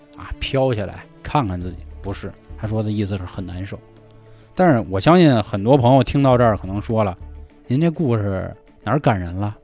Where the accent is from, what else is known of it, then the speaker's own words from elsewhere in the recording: Niujie, Beijing, China; 咱俩小时候在牛街上学，然后还上回中